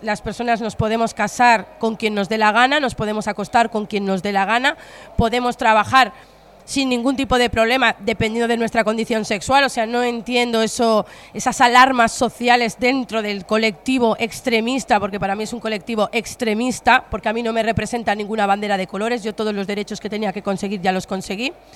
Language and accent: Spanish; Spain; aquí en España tenemos mucho de comedia